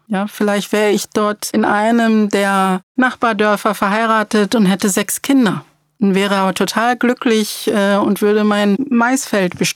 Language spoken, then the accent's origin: German; Cologne, North Rhine-Westphalia, Germany; Naja, ich habe ja auch kein Problem damit zu sagen, wo ich herkomme. Ich bin aus Köln.